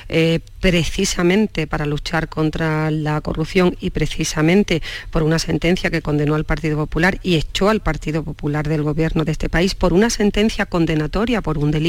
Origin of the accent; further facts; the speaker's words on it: Madrid, Community of Madrid, Spain; moved away; allí en, mi tierra, Madrid